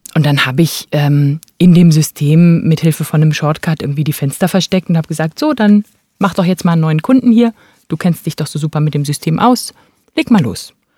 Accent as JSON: {"language": "German", "region": "Berlin", "country": "Germany", "tie": "born or raised there", "said": "Ich bin Berlinerin, genau. Ähm, meine Eltern sind nach dem Abitur nach Berlin gezogen, haben dort studiert. Ähm, und äh, ja, dann sind sowohl ich als auch meine beiden Geschwister in Berlin geboren"}